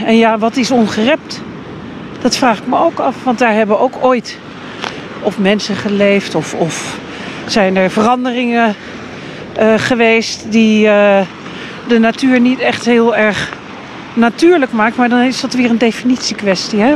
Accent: Hoek van Holland, South Holland, Netherlands; also born or lived in The Hague; Ik ben in uh, Hoek van Holland opgegroeid. In Den Haag geboren weliswaar

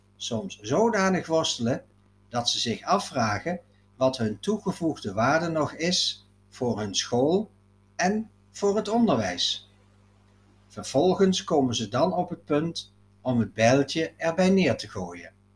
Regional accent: Netherlands; Ascharen, het dorp waar ik ben opgegroeid.

